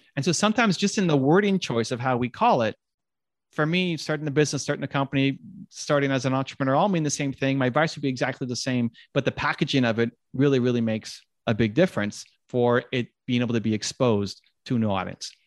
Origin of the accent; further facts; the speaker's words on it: Toronto, Ontario, Canada; the Blue Jays, my hometown team